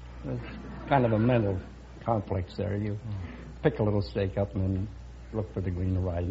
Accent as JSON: {"language": "English", "region": "Wisconsin", "country": "United States", "said": "Berwyn, Wisconsin. Ringling Brothers Home."}